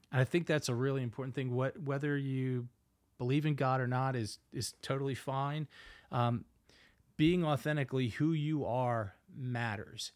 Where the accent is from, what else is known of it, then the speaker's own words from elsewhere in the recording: Philadelphia, Pennsylvania, United States; accent: Northeast; I have a, a Northeast accent, born and raised in Philadelphia, Pennsylvania